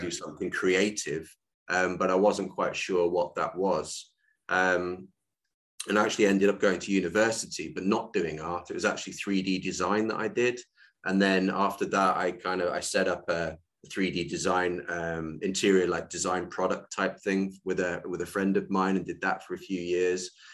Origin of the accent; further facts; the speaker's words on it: Ulverston, North West England, United Kingdom; moved away; also born or lived in South Africa; the actual town I grew up in is a place called Ulverston